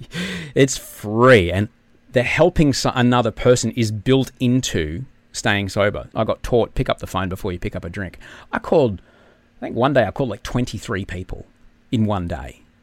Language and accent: English; Brisbane, Queensland, Australia; I grew up in Brisbane